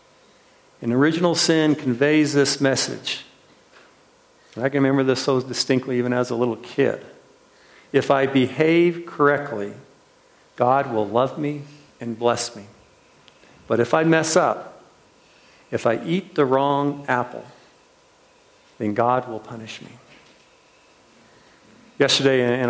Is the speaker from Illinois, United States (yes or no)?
no; Washington, United States; I can remember it as a little kid in Washington State where they grow all these apples